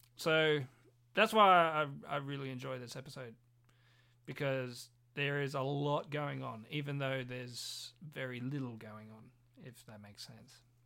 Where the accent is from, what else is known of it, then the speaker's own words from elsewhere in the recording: Australia; we are Australian